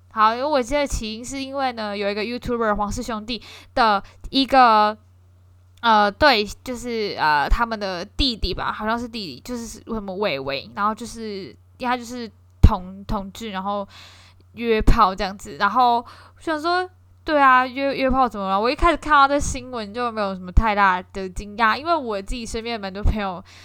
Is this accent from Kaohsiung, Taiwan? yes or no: yes; Kaohsiung, Taiwan; 因为我高雄人啦